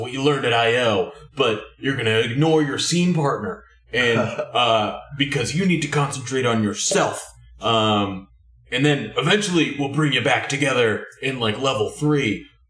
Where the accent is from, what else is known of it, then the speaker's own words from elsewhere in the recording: Virginia, United States; I grew up in Virginia